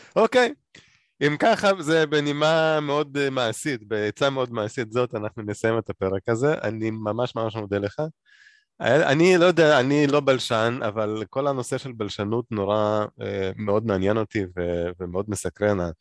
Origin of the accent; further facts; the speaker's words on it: Moldova; moved away; אני גדלתי במולדובה.